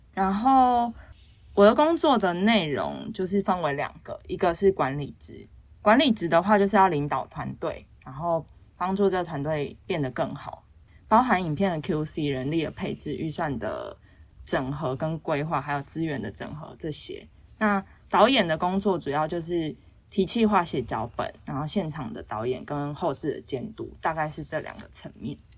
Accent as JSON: {"language": "Chinese", "country": "Taiwan", "said": "其实我英文不是那种，嗯，像母语者那种，我就是一般的台湾学生，就是从小学很多英文到不敢大讲"}